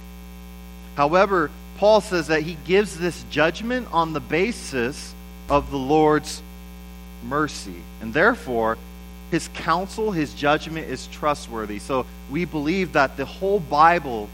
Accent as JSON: {"language": "English", "country": "United States", "said": "I'm an American"}